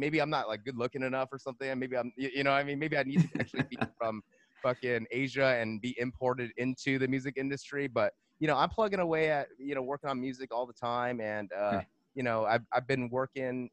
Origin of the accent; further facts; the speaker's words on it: Monterey Park, California, United States; I'm from California. I'm from Los Angeles.